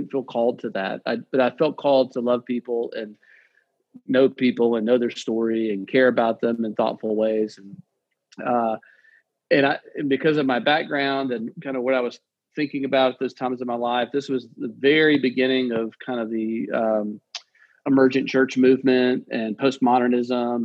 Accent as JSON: {"language": "English", "town": "Nashville", "region": "Tennessee", "country": "United States", "tie": "born or raised there", "said": "I was born in Nashville"}